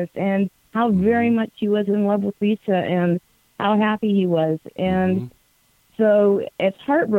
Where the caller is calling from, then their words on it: Syracuse, New York, United States; Hi, James. … from Syracuse.